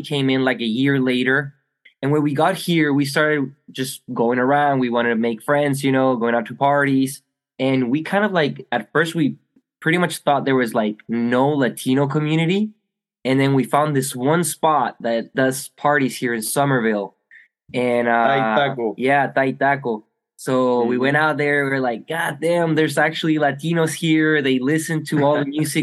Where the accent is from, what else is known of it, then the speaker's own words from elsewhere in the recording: Chile; moved away as an adult; now in Charleston, United States; We were born and raised in Chile, so that's where we kind of started growing up.